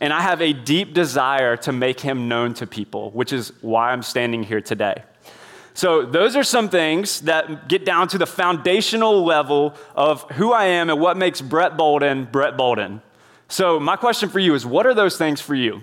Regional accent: Indian Trail, North Carolina, United States; I was raised in Indian Trail, North Carolina

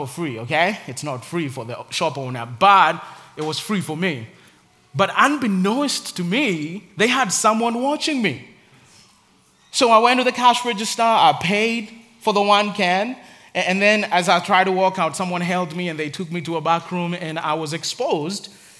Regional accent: Nairobi, Kenya; I grew up in Nairobi in Africa.

